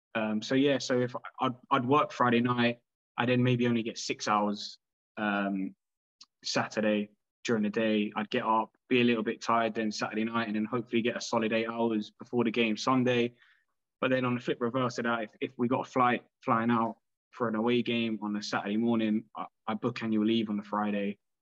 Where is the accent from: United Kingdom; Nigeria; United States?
United Kingdom; London; I grew up in London